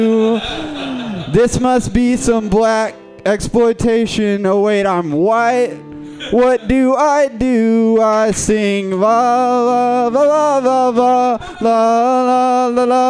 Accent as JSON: {"language": "English", "region": "Texas", "country": "United States", "moved": "as an adult", "lives_now": "California, United States", "said": "I'm from Texas"}